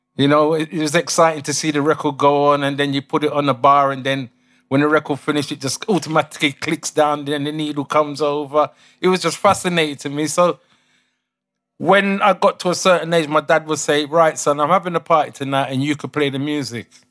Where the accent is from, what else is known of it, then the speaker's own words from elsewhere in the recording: London, United Kingdom; also born or lived in Chelsea, London / Saint Elizabeth, Jamaica (family lineage); I was born in Chelsea, Kings Road. Um, grew up in S W eleven Battersea